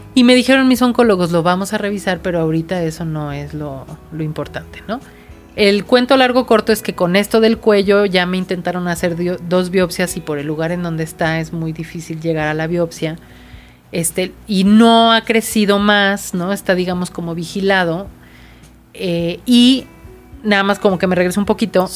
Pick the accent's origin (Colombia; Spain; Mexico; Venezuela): Mexico; also born or lived in Querétaro